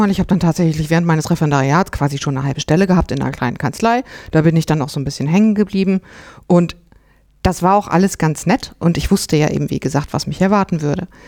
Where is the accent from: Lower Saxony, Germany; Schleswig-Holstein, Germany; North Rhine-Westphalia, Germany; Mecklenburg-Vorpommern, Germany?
North Rhine-Westphalia, Germany; Im Siegerland kann man das beides sein, wo ich herkomme.